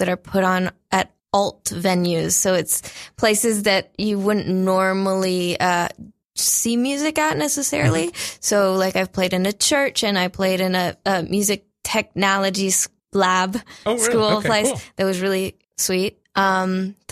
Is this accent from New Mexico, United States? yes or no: yes; New Mexico, United States; I grew up in New Mexico